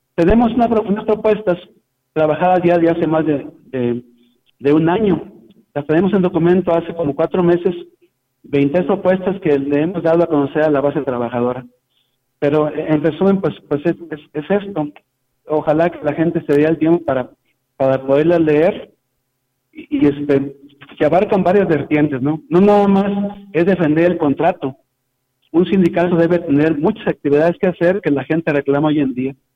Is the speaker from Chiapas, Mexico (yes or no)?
no; Tamuín, San Luis Potosí, Mexico; now in San Luis Potosí, Mexico; Yo vivo aquí en San Luis Potosí, pero soy de allá de Tamuín, de Las Palmas también, de Tamuín, por allá de qué lado de Valles.